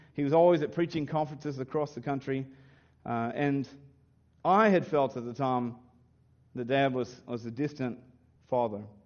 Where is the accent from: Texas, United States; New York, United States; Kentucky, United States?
Kentucky, United States; also born or lived in Williamsburg, Kentucky; the Baptist churches, when I was raised in Kentucky